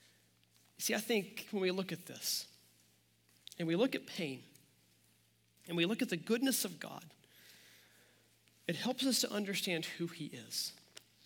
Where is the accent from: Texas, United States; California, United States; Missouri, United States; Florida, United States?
Missouri, United States; near Joplin; now in Kansas City, United States; Joplin, Missouri, just 25 minutes from my hometown